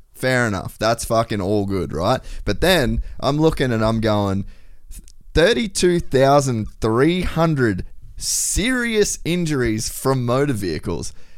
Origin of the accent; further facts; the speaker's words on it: Cairns, Queensland, Australia; I grew up in Cairns